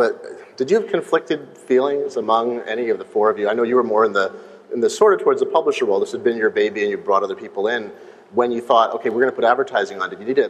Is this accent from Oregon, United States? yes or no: yes; Eugene, Oregon, United States; I grew up in Eugene, Oregon